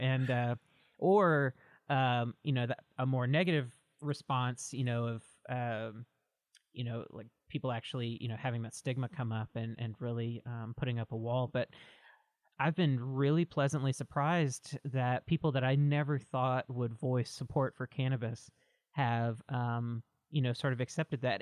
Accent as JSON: {"language": "English", "region": "Mississippi", "country": "United States", "tie": "born or raised there", "moved": "as an adult", "lives_now": "Oregon, United States", "said": "I'm originally from Mississippi and grew up in the South my whole life. I moved out to Oregon about seven years ago or so"}